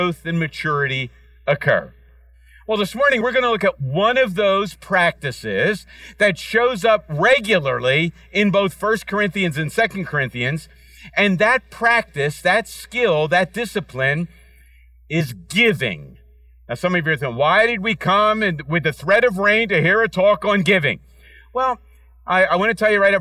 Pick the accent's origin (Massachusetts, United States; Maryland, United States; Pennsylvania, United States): Pennsylvania, United States; Philadelphia; Kim and I grew up in Center City in a town called Fishtown